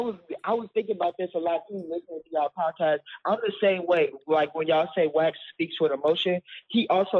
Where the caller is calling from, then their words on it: Indianapolis, Indiana, United States; I'm calling from Indianapolis.